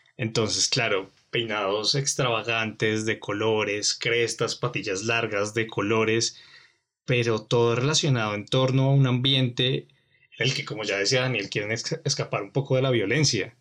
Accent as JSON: {"language": "Spanish", "country": "Colombia", "said": "nosotros como colombianos"}